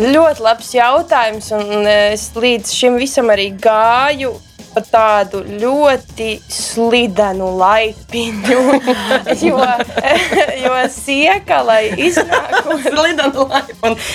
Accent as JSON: {"language": "Latvian", "region": "Riga", "country": "Latvia", "said": "es nāku no Rīgas"}